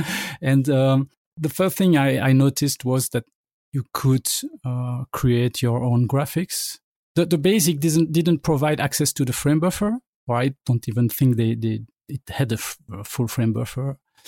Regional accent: Belgium; During the 8-bit era, I would say that the Commodore 64 was the main machine, but I was at a computer club near my town

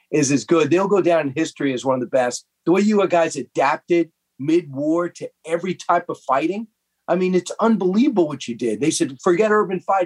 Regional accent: Long Island, New York, United States; also born or lived in Los Angeles; I grew up on Long Island

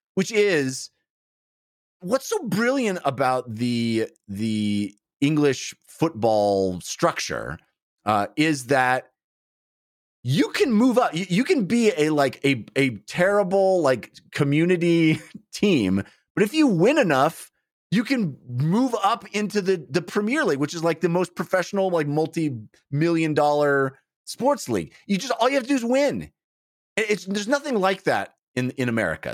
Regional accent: United States; we Americans

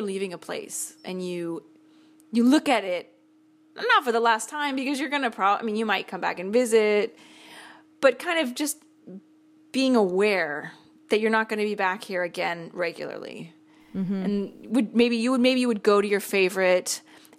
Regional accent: Seattle, Washington, United States; moved away as an adult; Lived in, not in Seattle, but just outside for the first 18 years of my life.

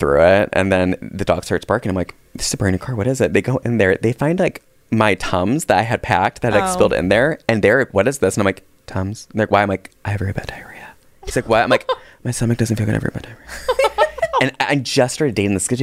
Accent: Michiana, Indiana, United States; Where I grew up was the called Michiana. So it was the Michigan and Indiana border.

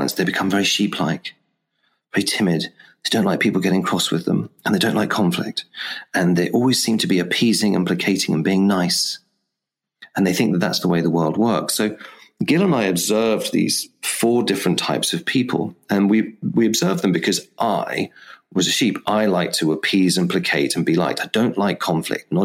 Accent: England, United Kingdom; because I am English after all

